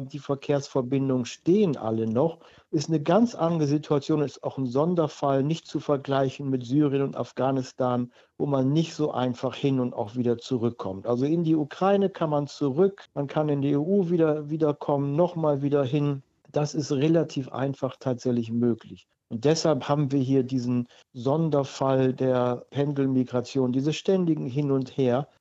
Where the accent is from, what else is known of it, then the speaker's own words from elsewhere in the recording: Germany; als Deutscher